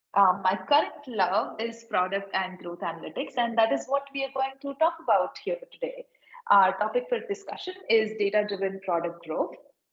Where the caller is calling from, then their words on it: India; Where are you speaking from? I'm speaking from India.